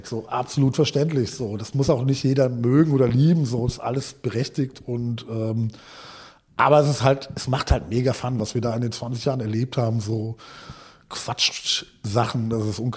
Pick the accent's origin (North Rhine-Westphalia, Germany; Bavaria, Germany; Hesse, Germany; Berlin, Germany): Hesse, Germany; Hohensolms; Äh, also ich komme nicht direkt aus Gießen, aus Hohensolms.